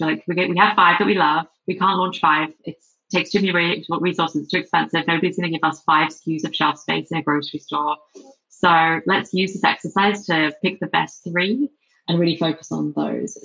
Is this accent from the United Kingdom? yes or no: yes; England, United Kingdom; accent: English; moved away as an adult; also born or lived in London; now in San Francisco, United States; despite my English accent